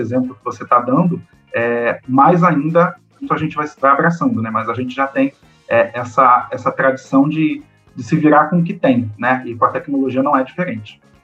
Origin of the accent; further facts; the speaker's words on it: Rio de Janeiro, Brazil; eu venho da zona oeste do Rio de Janeiro, de Campo Grande, é, que é um bairro, o maior bairro do Brasil em população. É, e na minha infância e na minha adolescência, é tudo que eu precisava fazer na vida, eu, meus pais, a gente sempre fazia sem sair de Campo Grande